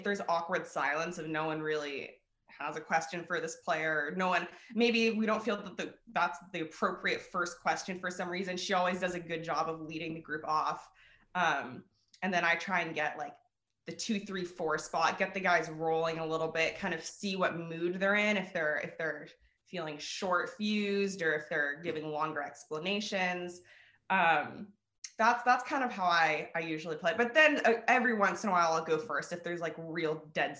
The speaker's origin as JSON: {"language": "English", "area": "Bay Area", "region": "California", "country": "United States", "tie": "born or raised there", "said": "my hometown"}